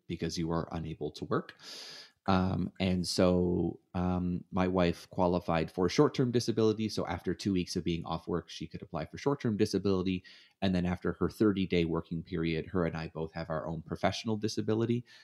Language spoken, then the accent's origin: English; Canada; moved away as an adult; now in United States; I grew up in Canada, and moved to the United States.